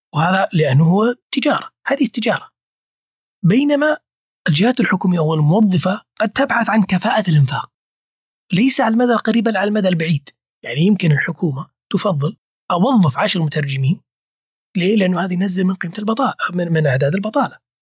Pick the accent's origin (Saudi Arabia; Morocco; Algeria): Saudi Arabia; أنا كسعودي